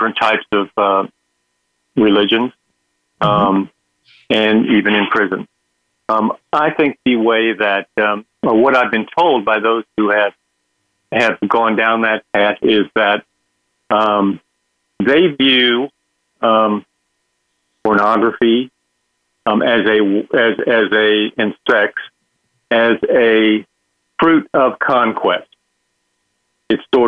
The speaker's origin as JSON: {"language": "English", "region": "Texas", "country": "United States", "said": "in the state of Texas, my home state"}